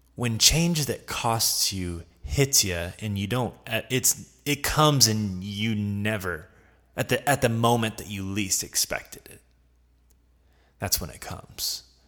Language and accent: English; the South, United States; I'm from the South